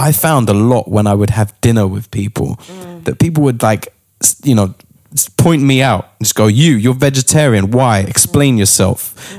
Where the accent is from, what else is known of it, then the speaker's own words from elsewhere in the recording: London, United Kingdom; Finsbury Park.